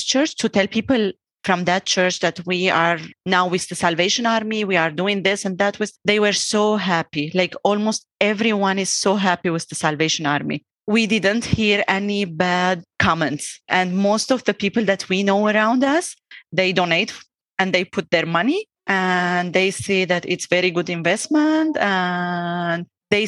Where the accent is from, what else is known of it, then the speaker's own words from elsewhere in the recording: Syria; moved away as an adult; also born or lived in Lebanon; now in Calgary, Canada; My husband and I, we are originally from Syria